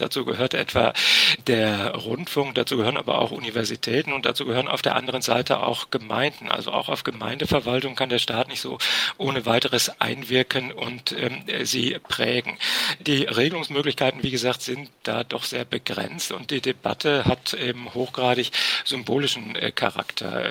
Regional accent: Ruhr area, North Rhine-Westphalia, Germany; in meiner Heimat im Ruhrgebiet

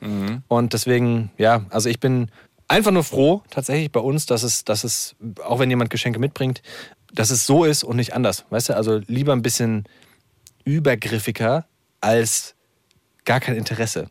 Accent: Hesse, Germany; accent: Hessian; Ich bin ja selber Hesse. Ich bin hier aufgewachsen, hier geboren.

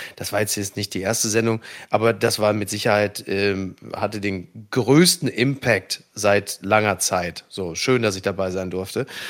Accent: Ruhr area, North Rhine-Westphalia, Germany; ich komme aus dem Ruhrgebiet

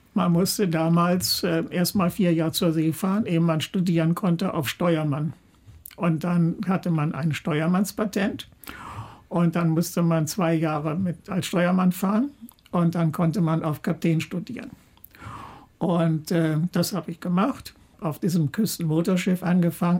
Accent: Germany; moved away; also born or lived in Eiderstedt; ich bin an einer Talsperre aufgewachsen im Harz

